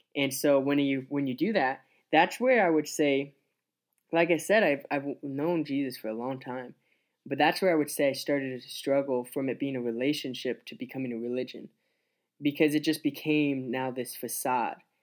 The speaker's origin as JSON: {"language": "English", "town": "Scottsbluff", "region": "Nebraska", "country": "United States", "tie": "born or raised there", "also_born_or_lived": "Grand Island, Nebraska / Columbus, Nebraska", "said": "we moved to Scotch Bluff, and that's where my dad started pastoring, lead pastoring a church. And I grew up there till I was around twelve years old"}